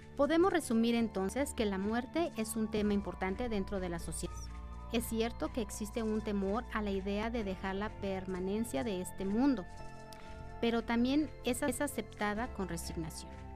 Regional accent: Aguascalientes, Mexico; como habitantes de Aguascalientes

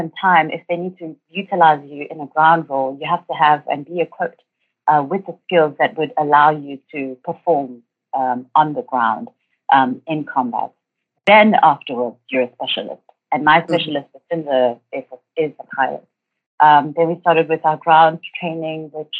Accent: Durban, KwaZulu-Natal, South Africa; I grew up in Durban and matriculated in 2007

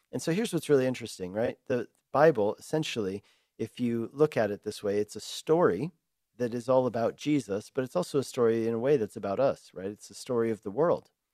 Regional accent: Denver, Colorado, United States; moved away as an adult; also born or lived in Hungary; now in Longmont, United States; I grew up in Denver

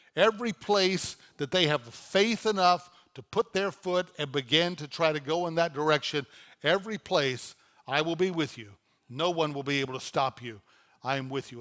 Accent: North Louisiana, United States; moved away as an adult; now in Dallas, United States; I was pastoring a church in Louisiana, in my hometown

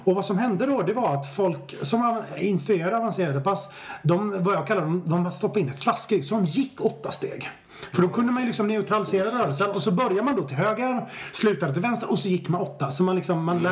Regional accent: Stenungsund, Västra Götaland, Sweden; moved away as an adult; also born or lived in Japan; now in Stockholm, Sweden; Jag är född i Stenungsund. Det är viktigt för mig. Mm. Jag har bott i Stockholm i 20 år men jag är född i Stenungsund på västkusten.

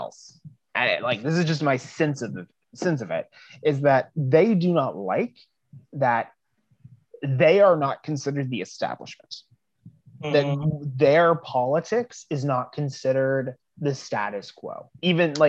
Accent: California, United States; as a Californian

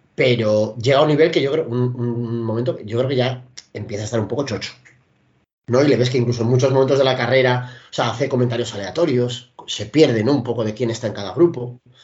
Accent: Parvallón, Cantabria, Spain; El boquerón de Parvallón, que es mi pueblo originario

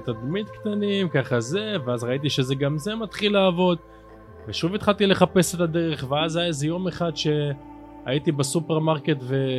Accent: Afula, Northern District, Israel; אני פה מגיל אפס

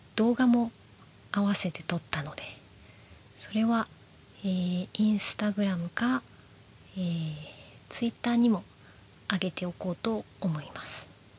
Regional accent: Nara, Japan; 私も実は生まれは奈良県です。

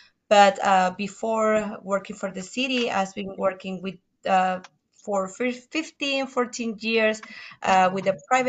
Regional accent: Caracas, Capital District, Venezuela; English is a second language; moved away as an adult; now in Houston, United States; I'm from Venezuela, Caracas, Venezuela. I have living here in Houston around 7 years

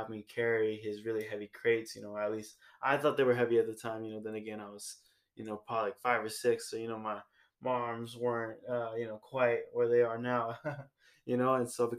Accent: San Francisco, California, United States; born there; So I was born in San Francisco, California, and I moved around quite a bit as a kid.

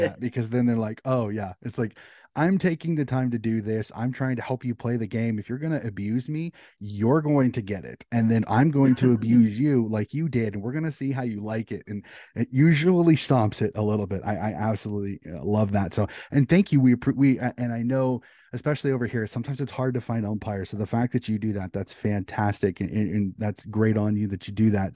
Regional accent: United States; As an American

